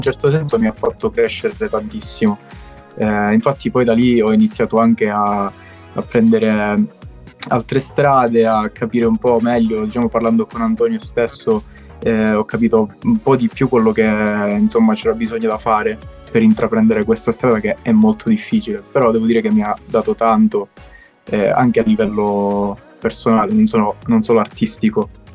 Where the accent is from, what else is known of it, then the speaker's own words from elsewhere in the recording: Castrolibero, Calabria, Italy; io sono un cantautore calabrese, come dicevo eh, sono di Castro Libero, piccolo comune in provincia di Cosenza